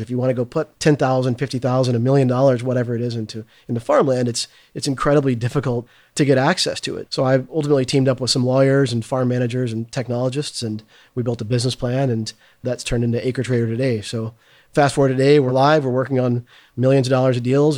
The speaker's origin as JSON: {"language": "English", "region": "Arkansas", "country": "United States", "tie": "born or raised there", "also_born_or_lived": "San Francisco", "moved": "as an adult", "said": "I was from Arkansas"}